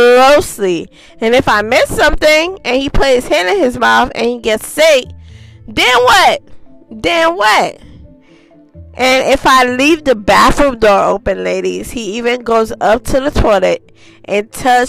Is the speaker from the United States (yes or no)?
no; Haiti; moved away; I was born in Haiti.